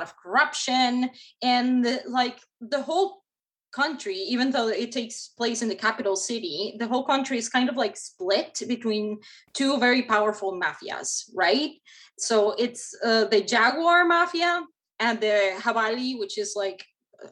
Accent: Mexico; now in United States; I grew up in Mexico

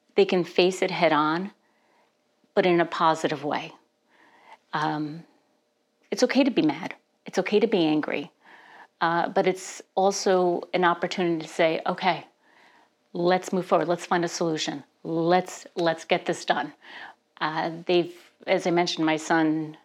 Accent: New Jersey, United States; now in Stillwater, United States; I was born and raised in New Jersey

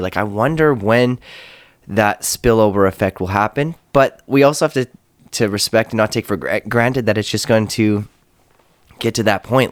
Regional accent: Canada

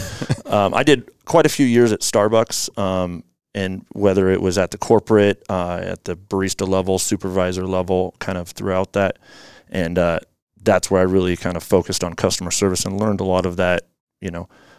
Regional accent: Issaquah, Washington, United States; also born or lived in Spokane; I grew up in Issaquah here, went to Issaquah High School

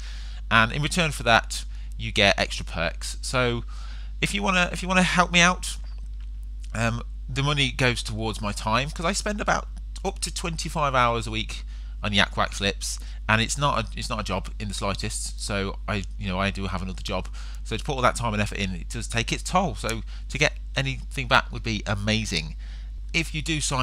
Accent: England, United Kingdom; being an Englishman

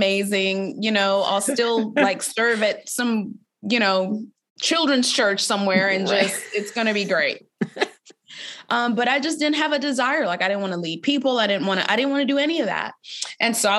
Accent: Boston, Massachusetts, United States; I grew up in Boston, Massachusetts

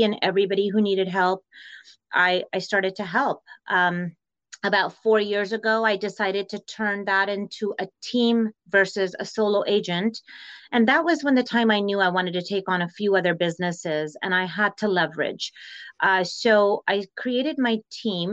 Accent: East Bay Area, California, United States; moved away as an adult; now in Arizona, United States; So my family migrated to US when I was just 8 years old. My dad brought over three daughters, his lovely bride, and I grew up in the Bay Area, East Bay Area in California.

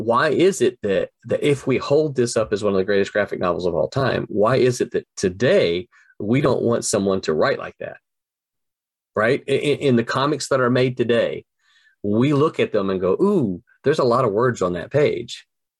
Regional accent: the South, United States; And the other thing is, I'm a Southerner. I have to make sure all of my characters don't say y'all.

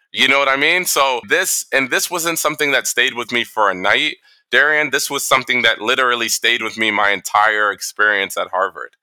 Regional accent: Toronto, Ontario, Canada; also born or lived in New York / Boston; now in Saudi Arabia; I grew up in Toronto.

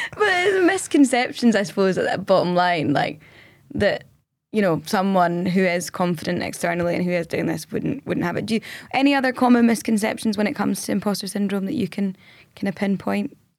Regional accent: Scotland, United Kingdom; we're Scottish.

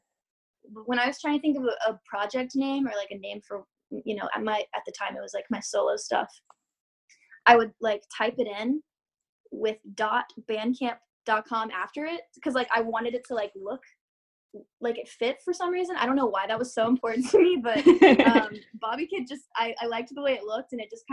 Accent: Georgia, United States; moved away as an adult; now in Florida, United States; I felt so disconnected from Georgia and from where I had grown up

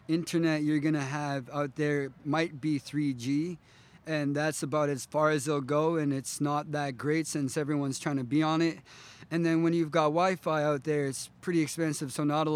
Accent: Toksook Bay, Alaska, United States; I'm originally from Tuksuk Bay. I've got family in Atmatok. That's where my dad's side is, but mainly grew up in Tuksuk Bay, which is southwest part of Alaska

